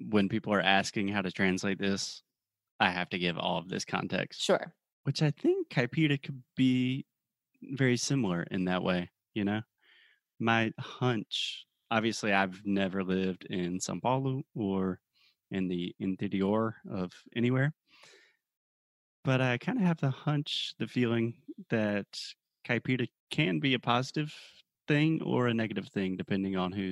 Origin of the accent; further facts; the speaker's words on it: South Carolina, United States; I'm from South Carolina, so I'm a redneck. My parents are rednecks.